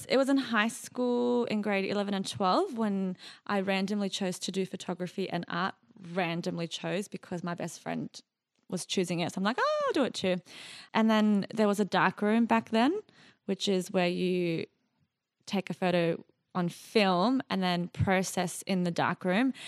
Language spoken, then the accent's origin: English; Sydney, New South Wales, Australia; born or raised there; also born or lived in Iraq / Jordan